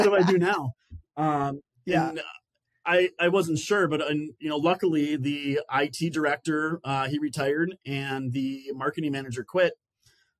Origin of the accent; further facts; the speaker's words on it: northern Minnesota, United States; moved away as an adult; now in Columbia, South Carolina, United States; I grew up in northern Minnesota